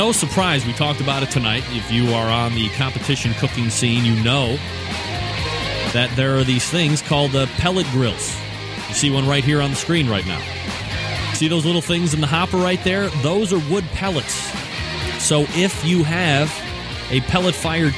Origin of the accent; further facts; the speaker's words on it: Cleveland, Ohio, United States; I'm from Cleveland